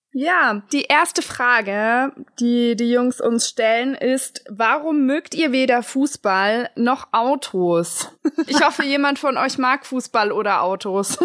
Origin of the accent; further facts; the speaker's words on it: Augsburg, Bavaria, Germany; ich komme halt auch aus Augsburg, also aus der Innenstadt